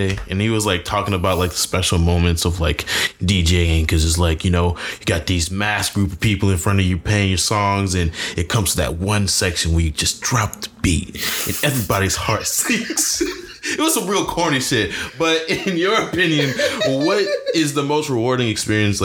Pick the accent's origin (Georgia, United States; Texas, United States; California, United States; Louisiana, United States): Louisiana, United States; New Orleans; now in Houston, United States; I'm from New Orleans and we play like a lot of bounce music there